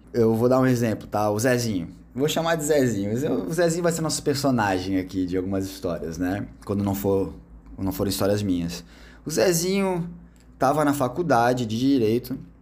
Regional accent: Brazil; a gente é brasileiro

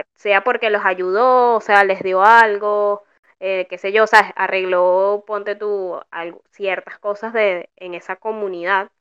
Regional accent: Venezuela; now in Argentina; mis raíces venecas

